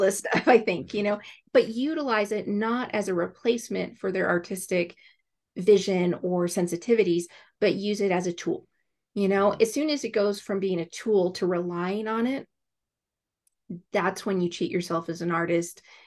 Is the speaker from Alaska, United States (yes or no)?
yes; Alaska, United States; I grew up in Alaska